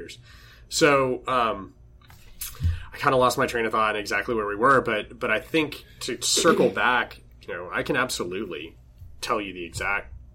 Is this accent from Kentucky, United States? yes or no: no; San Angelo, Texas, United States; now in Austin, United States; guys that I grew up with back in my hometown